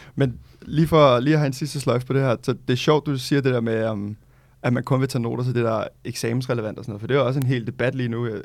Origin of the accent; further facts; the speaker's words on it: Gentofte, Capital Region of Denmark, Denmark; now in Amager, Copenhagen, Denmark; født og opvokset i Gentofte